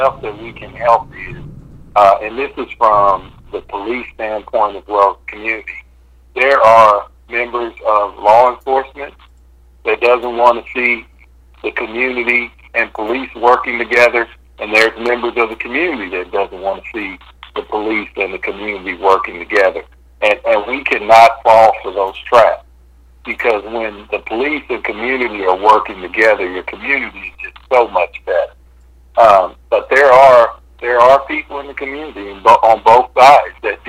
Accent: Kansas City, Kansas, United States; now in Kansas City, United States; I'm originally from Kansas City, Kansas, and that was one of the reasons why I went back to be the police chief

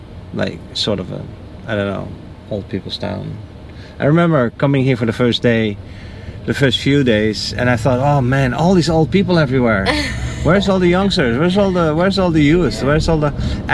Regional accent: Netherlands; now in Naples, United States; I'm from the Netherlands.

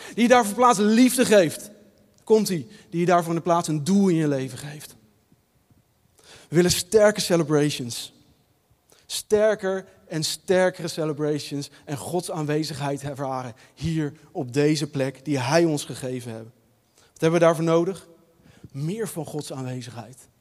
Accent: Leiden, South Holland, Netherlands; Ik ben opgegroeid in de Nederlandse Hervormde Kerk, hier in Leiden, in de Marekerk, ook het centrum van Leiden.

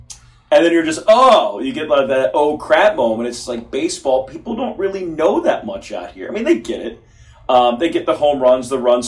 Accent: Philadelphia, Pennsylvania, United States; moved away as an adult; also born or lived in Melbourne, Australia / Bowling Green, Kentucky; I grew up in Philadelphia

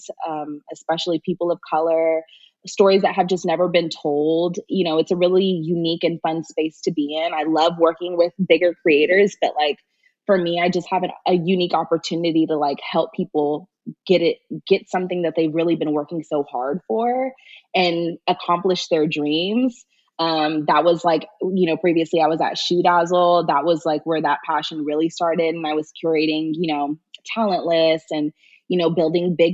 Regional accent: Sacramento, California, United States; now in Los Angeles, United States; I'm from Sacramento, California, and I ended up moving to Los Angeles to chase my dreams

